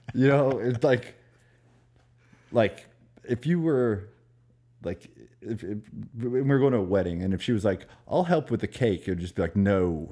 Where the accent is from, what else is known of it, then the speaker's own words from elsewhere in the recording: Maryland, United States; moved away; also born or lived in Florida / New York; I'm from Maryland